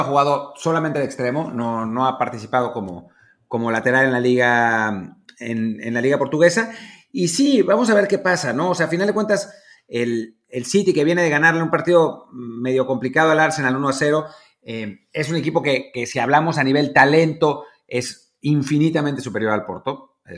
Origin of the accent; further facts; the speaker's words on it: Mexico; como mexicanos